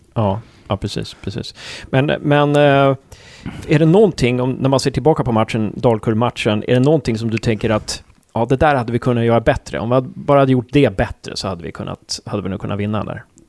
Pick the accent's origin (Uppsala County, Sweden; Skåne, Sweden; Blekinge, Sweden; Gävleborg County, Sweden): Uppsala County, Sweden; Uppsala; now in Gävle, Sweden; Jag är från Uppsala, men jag flyttade hit på 90-talet